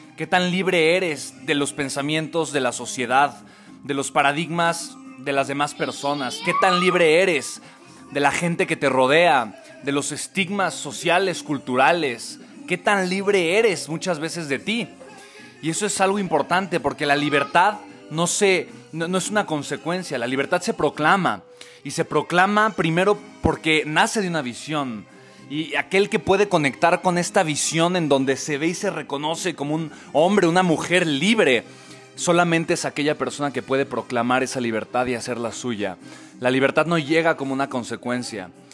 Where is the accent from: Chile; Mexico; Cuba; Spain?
Mexico; somos mexicanos